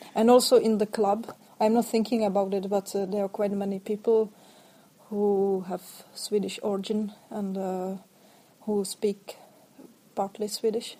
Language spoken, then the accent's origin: English; Ostrava, Moravian-Silesian Region, Czechia; moved away as an adult; also born or lived in Sweden / Norway; I come from Ostrava, from the third biggest town